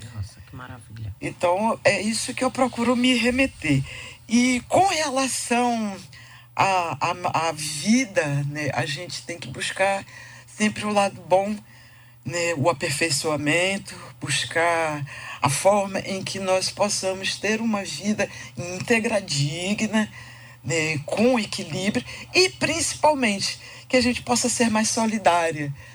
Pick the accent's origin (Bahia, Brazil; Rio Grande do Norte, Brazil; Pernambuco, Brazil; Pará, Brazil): Bahia, Brazil; born or raised there; also born or lived in Tijuca, Rio de Janeiro, Brazil